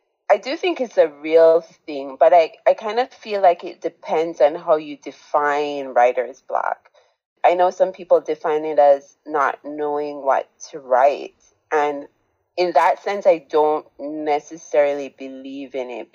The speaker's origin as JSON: {"language": "English", "country": "Jamaica", "tie": "born or raised there", "said": "I was growing up in Jamaica, where I was born"}